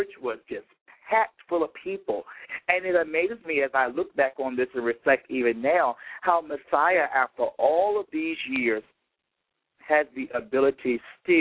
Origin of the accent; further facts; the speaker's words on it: Petersburg, Virginia, United States; growing up in my hometown of Petersburg, Virginia, which is 30 minutes south of Richmond, Virginia